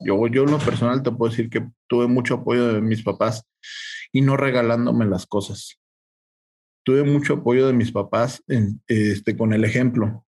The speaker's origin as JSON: {"language": "Spanish", "region": "Aguascalientes", "country": "Mexico", "tie": "born or raised there", "said": "Yo soy originario de Aguascalientes."}